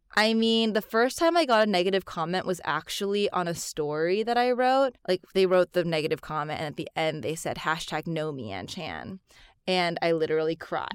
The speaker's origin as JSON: {"language": "English", "country": "United States", "said": "I am Chinese American. My mom is from Singapore and my dad's actually Chinese from Madagascar."}